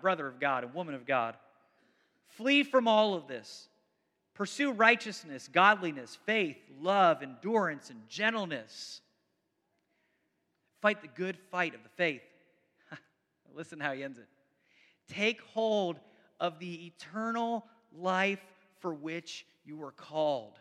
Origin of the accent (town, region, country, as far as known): United States